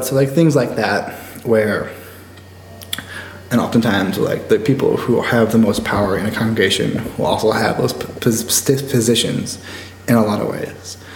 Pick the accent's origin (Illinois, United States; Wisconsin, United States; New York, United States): Illinois, United States; Chicago; also born or lived in Cedar Rapids, Iowa; I grew up UU. I grew up in Beverly Unitarian